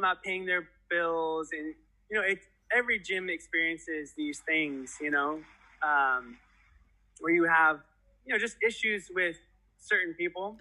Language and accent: English; Antelope Valley, California, United States; born or raised there